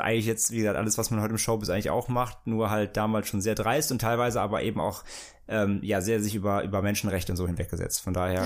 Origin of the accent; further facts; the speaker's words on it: near the Lorelei, St. Goarshausen, Rhineland-Palatinate, Germany; moved away; bei mir in meiner Nähe, wo ich da aufgewachsen bin